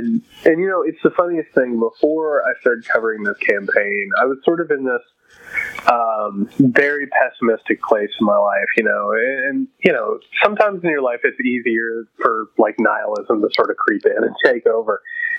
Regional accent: Indiana, United States; we're both from Indiana. I don't know your socioeconomic background, but I can say that I grew up dirt poor. I grew up with a factory family.

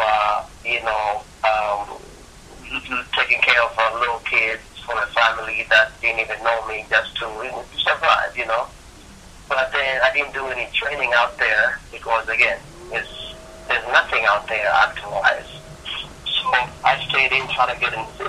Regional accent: Kampala, Central Region, Uganda; moved away as an adult; now in California, United States; I was born in Kampala, Uganda, that is in East Africa. And I came to the United States in 2006 to pursue acting as a career

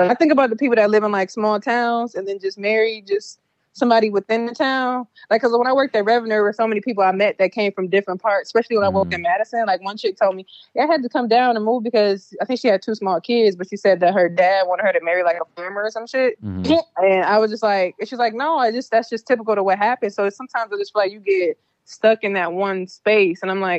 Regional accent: London, United Kingdom; I'm from London.

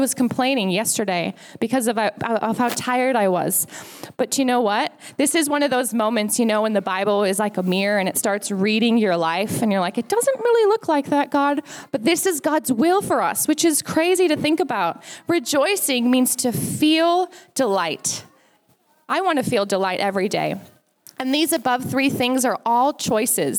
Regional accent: United States; now in Australia; as an American

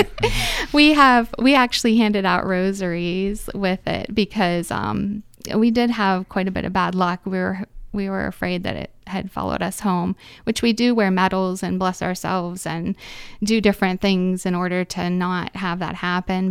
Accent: Reynoldsville, Pennsylvania, United States; I'm from Reynoldsville

